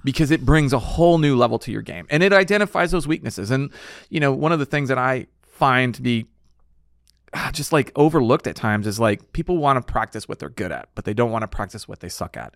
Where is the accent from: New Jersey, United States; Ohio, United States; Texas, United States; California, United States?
Texas, United States; San Antonio; I grew up in San Antonio area